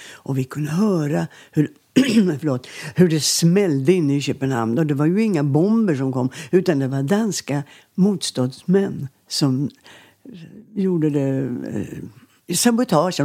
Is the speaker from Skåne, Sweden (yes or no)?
yes; Landskrona, Skåne, Sweden; accent: Scanian; moved away; also born or lived in Borstahusen; bodde vi ju i Landskrona och flyttade till ett barnrike hus